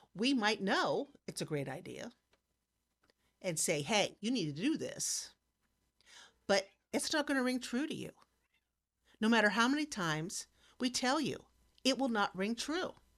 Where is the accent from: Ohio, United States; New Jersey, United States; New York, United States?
Ohio, United States; Hartville; also born or lived in Cuyahoga Falls, Ohio / Wayne County, Ohio; now in Wooster, United States; I grew up in Hartville, which too was Amish.